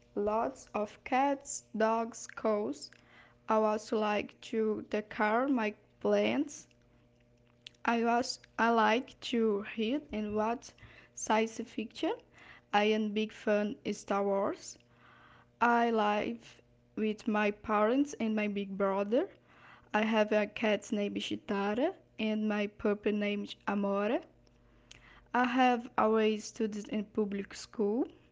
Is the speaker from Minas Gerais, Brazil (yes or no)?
yes; Ipatinga, Minas Gerais, Brazil; English is a second language; I was born in Ipatinga, Minas Gerais, where I live even today.